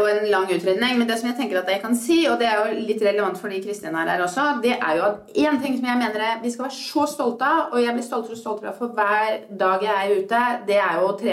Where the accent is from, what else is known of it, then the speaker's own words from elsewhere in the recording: Norway; jeg begynner å bli mer og mer bevisst at jeg er norsk.